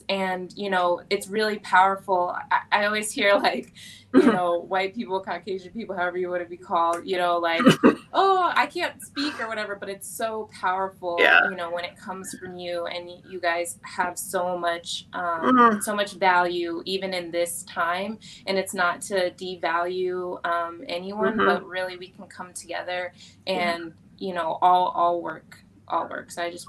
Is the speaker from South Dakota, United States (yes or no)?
yes; South Dakota, United States; I'm from South Dakota, so a lot of people that I'm around are Native American.